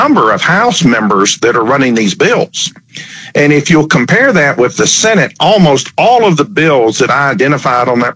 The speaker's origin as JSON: {"language": "English", "region": "Tennessee", "country": "United States", "said": "Tennessee, wow, my home state"}